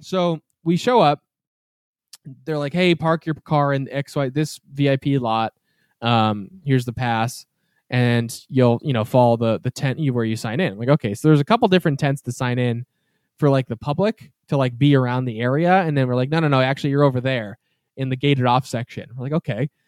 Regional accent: Massachusetts, United States; we're from New England, obviously. We're from Massachusetts

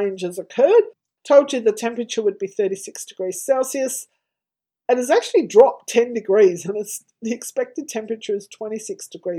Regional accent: Tasmania, Australia; now in Victoria, Australia; I grew up in Tasmania, a state of Australia

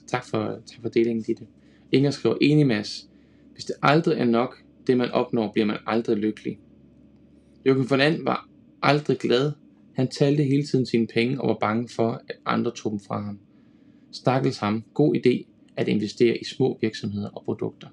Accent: Denmark; som dansker

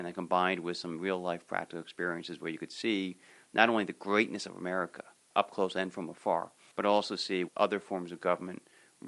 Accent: Livingston, New Jersey, United States; also born or lived in Washington, D.C. / Massachusetts; I grew up in Livingston

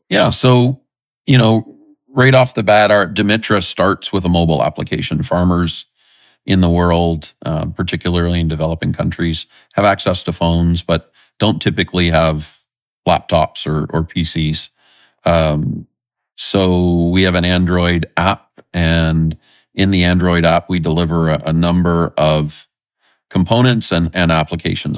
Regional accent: southern Nova Scotia, Canada; I love growing up in Nova Scotia. It's, uh, the area I grew up in is the, the south, southern tip of Nova Scotia

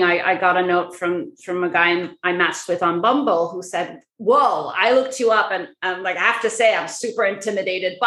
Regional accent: Egypt; moved away; also born or lived in Middle East; I grew up in Egypt and around the Middle East.

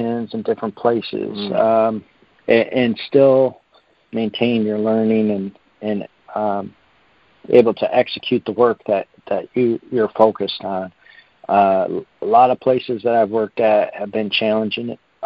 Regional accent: United States; being an American

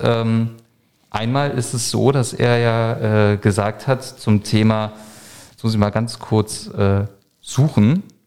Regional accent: Berlin, Germany; ich würde mich natürlich brutal freuen, auch einfach als Berliner

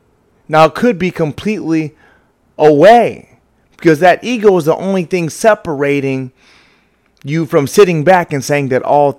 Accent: the South, United States; I grew up in the South

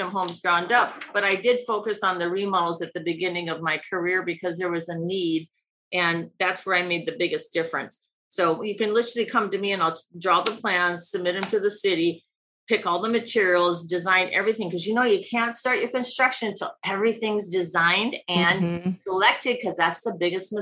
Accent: Iowa, United States; moved away as an adult; also born or lived in New York City / Los Angeles; now in Laguna Beach, United States; my little town in Iowa of 10,000 people

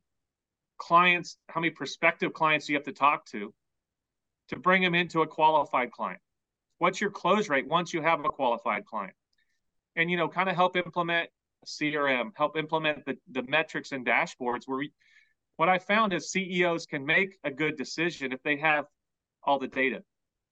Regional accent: Hobe Sound, Florida, United States; also born or lived in Guatemala / Washington, D.C.; I was born in Guatemala, but grew up in Hope Sound

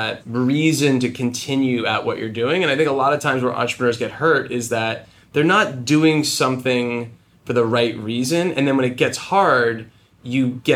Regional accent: New Jersey, United States; I grew up in New Jersey in a small sort of town

